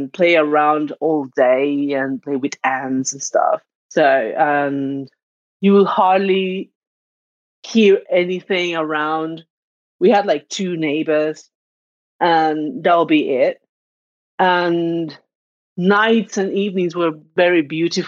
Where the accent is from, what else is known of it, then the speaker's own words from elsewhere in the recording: Arraiján, Panamá Oeste, Panama; now in Zadar, Croatia; I'm from Panama, and I'm currently living in Zadar, Croatia